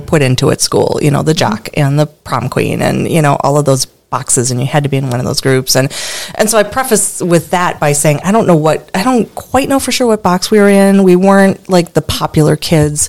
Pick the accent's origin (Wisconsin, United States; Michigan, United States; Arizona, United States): Wisconsin, United States; Stevens Point; my hometown, Stevens Point, Wisconsin